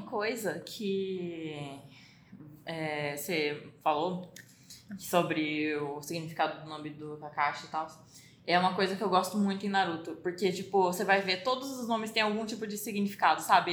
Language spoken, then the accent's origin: Portuguese; Brazil; a gente é brasileiro